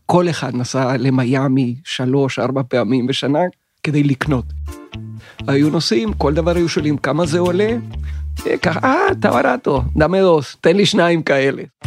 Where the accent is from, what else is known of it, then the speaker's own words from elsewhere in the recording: Venezuela; moved away as an adult; also born or lived in Chile / Tel Aviv, Israel; now in Israel; נולדתי בצ'ילה, ב-1956, ואחרי שנתיים משפחתי עברה לוונצואלה, ואני גדלתי בוונצואלה בשנים 1958 עד 1977